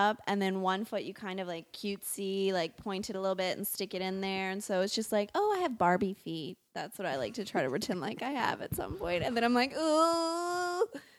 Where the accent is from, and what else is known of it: Louisiana, United States